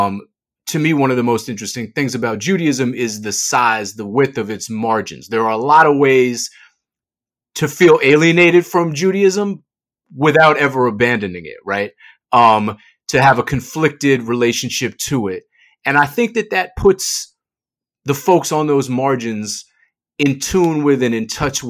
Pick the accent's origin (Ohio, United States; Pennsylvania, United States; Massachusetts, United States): Massachusetts, United States; Boston; I'm from Boston